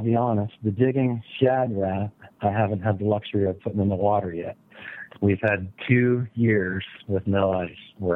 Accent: Pennsylvania, United States; growing up in Pennsylvania

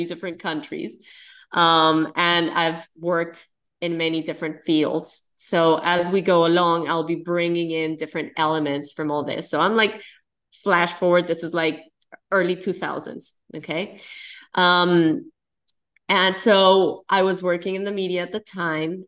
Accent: Colombia; I'm Colombian. I'm from South America. And, you know, the environment that I grew up in is Colombia

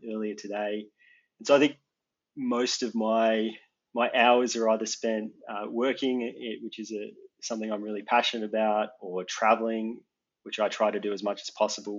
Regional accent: Geelong, Victoria, Australia; moved away as an adult; also born or lived in Melbourne, Australia / Sweden; now in California, United States; I moved to the United States in January, but I was born and raised in Australia.

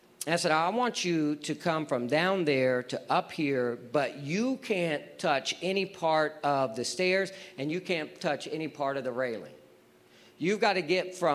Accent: Texas, United States; I'm from Texas

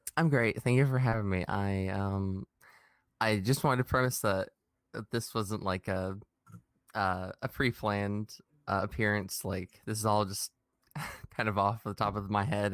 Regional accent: United States; growing up in America

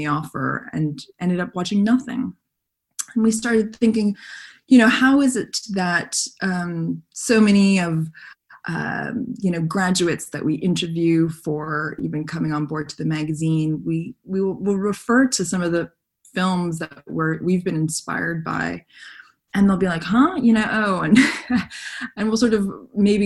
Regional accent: Montreal, Quebec, Canada; When I was a teenager, growing up in Canada and growing up in Montreal

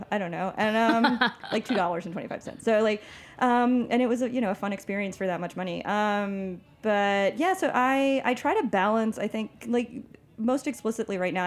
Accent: Long Island, New York, United States; I come from Long Island

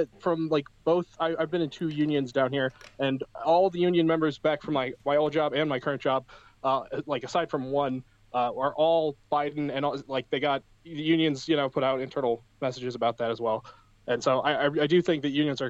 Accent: Ann Arbor, Michigan, United States; also born or lived in Ypsilanti, Michigan; So I was born in Ann Arbor. I live in Ypsilanti.

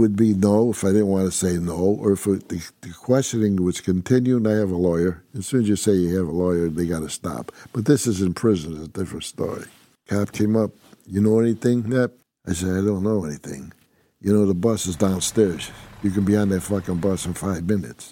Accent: Utica, New York, United States; I'm from Utica, New York

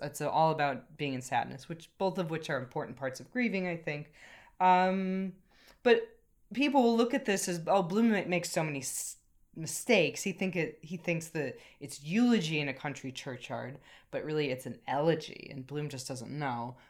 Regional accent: United States; now in Ireland; something I've noticed as an American coming to Ireland

